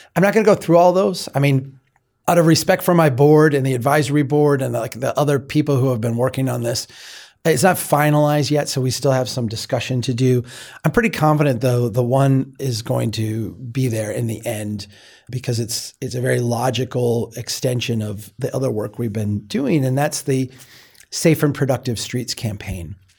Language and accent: English; Minnesota, United States; I'm from Minnesota